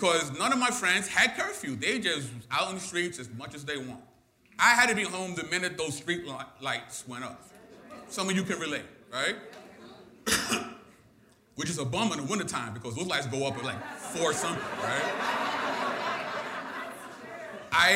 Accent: New York City, New York, United States; I'm born and raised in Brooklyn

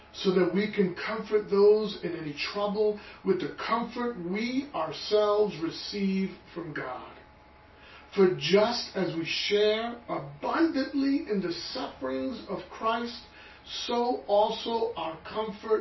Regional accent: New York City, New York, United States; I was born and raised in Brooklyn

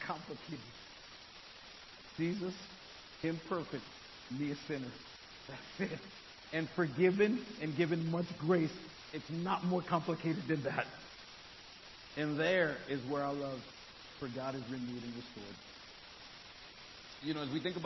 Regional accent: New York City, New York, United States; I'm from Brooklyn

